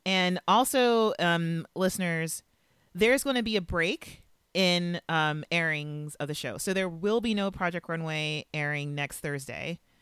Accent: Los Angeles, California, United States; moved away; L A is my hometown

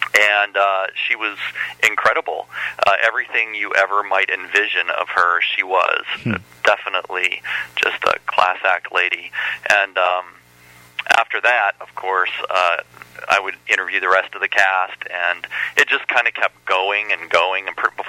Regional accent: Guilford Lake, Ohio, United States; also born or lived in Canton, Ohio; I was originally from Canton, Ohio, and we lived there until I was about 9 or 10, and then we moved about 45 minutes east, and I grew up at a place called Guilford Lake

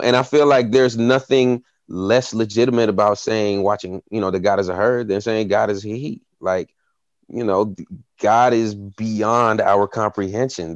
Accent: Tennessee, United States; I grew up in a small town in Tennessee, uh, in the Bible Belt

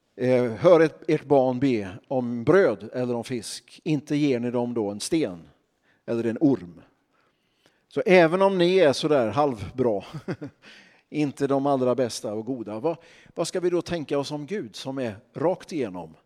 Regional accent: Örnsköldsvik, Västernorrland County, Sweden; jag kommer ifrån Örnsköldsvik

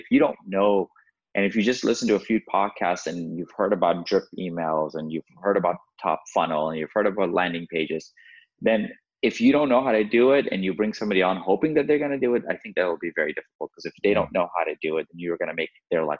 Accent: Redondo Beach, California, United States; Growing up in Redondo Beach and like going to Manhattan Beach High School

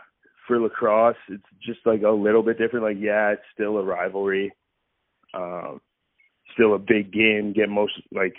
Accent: Kitchener, Ontario, Canada; It's kind of cool to look above myself and, before myself and see who all came.

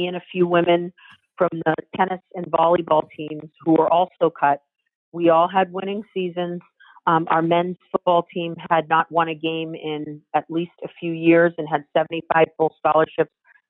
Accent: Cambridge, Massachusetts, United States; also born or lived in Boston / Roxbury; I was born in Boston, and then moved when I was very young to Cambridge

